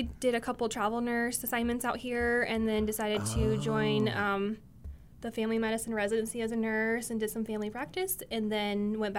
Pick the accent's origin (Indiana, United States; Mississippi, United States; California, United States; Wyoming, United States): Wyoming, United States; Sheridan; moved away as an adult; also born or lived in Gillette, Wyoming; now in Rapid City, United States; Sheridan, Wyoming. Lived a little bit in Gillette, but high school in Sheridan and nursing school in Gillette.